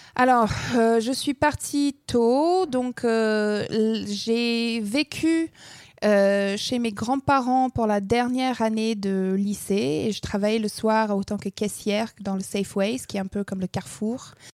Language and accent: French; Alberta, Canada; first language English; French is a second language; moved away; j'ai grandi dans, dans l'Alberta